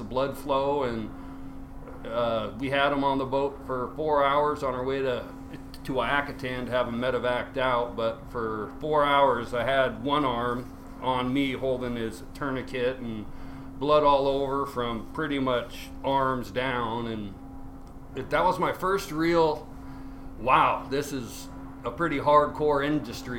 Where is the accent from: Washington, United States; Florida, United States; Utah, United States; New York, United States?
Washington, United States; Seattle; I was born in Seattle. I grew up there